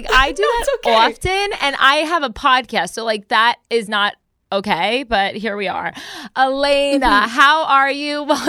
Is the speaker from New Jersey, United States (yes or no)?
yes; New Jersey, United States; I'm from Jersey.